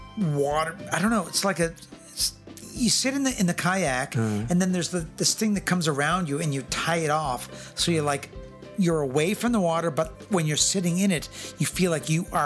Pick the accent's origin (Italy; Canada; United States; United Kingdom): Canada; moved away; Does everybody know I'm from Canada?